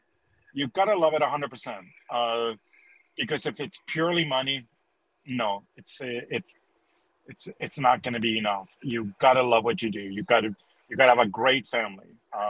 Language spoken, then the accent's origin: English; Canada; also born or lived in Chile; it's growing up in Canada has made me love that, especially when I come from a country like Chile, where every day is summer, right?